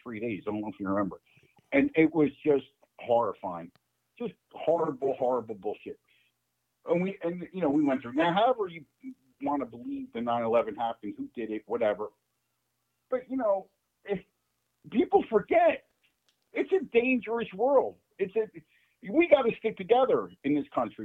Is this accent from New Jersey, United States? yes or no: yes; New Jersey, United States; moved away as an adult; now in Florida, United States; I grew up in Jersey right there